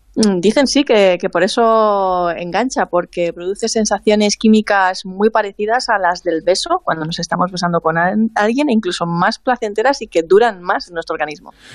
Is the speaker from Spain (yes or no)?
yes; Alicante, Valencian Community, Spain; por lo menos en mi pueblo la heladería en invierno está cerrada. En invierno te venden turrones y poco más aquí en Alicante